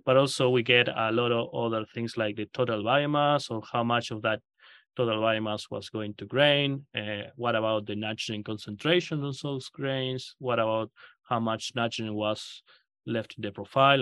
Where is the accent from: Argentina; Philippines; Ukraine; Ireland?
Argentina; moved away as an adult; also born or lived in Kansas, United States / Australia; now in Nebraska, United States; I grew up in Argentina